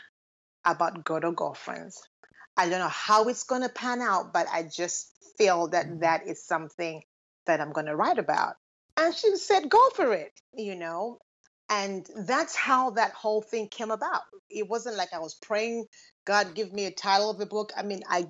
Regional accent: Lusaka, Lusaka Province, Zambia; moved away as an adult; now in United States; I was born and raised in Lusaka, Zambia

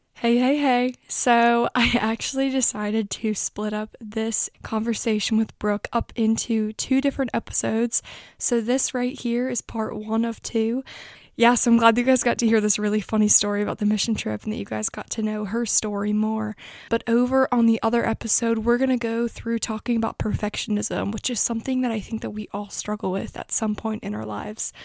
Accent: Annapolis, Maryland, United States; we're from Annapolis

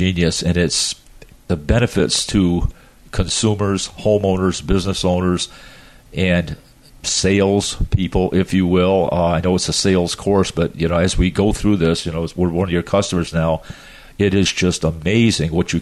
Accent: Adirondack Mountains, upstate New York, United States; moved away; I came from the Adirondack Mountains, so upstate New York, right up in the mountains, and we used to call the people from the city Flatlanders.

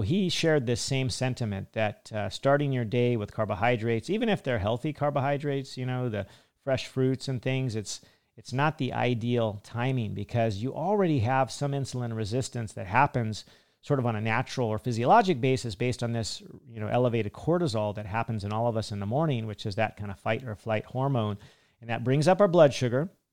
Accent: United States; Me being an American

